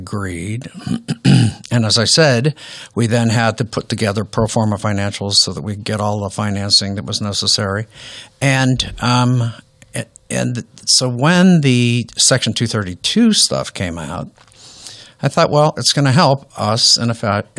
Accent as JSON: {"language": "English", "town": "Youngstown", "region": "Ohio", "country": "United States", "tie": "born or raised there", "said": "I grew up in Youngstown, Ohio"}